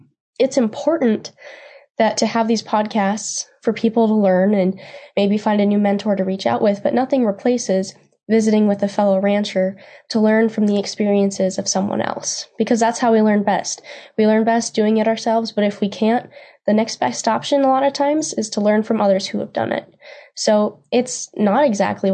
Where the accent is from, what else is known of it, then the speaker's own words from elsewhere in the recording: Steele, North Dakota, United States; moved away as an adult; also born or lived in Nebraska; I am from Steele, North Dakota, and I grew up on my family's ranch